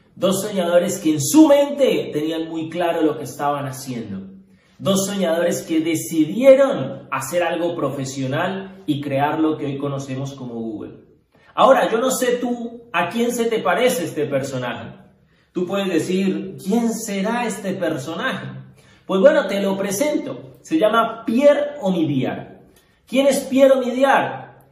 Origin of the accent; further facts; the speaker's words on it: Cali, Valle del Cauca, Colombia; Nosotros somos de Cali, empezamos en Cali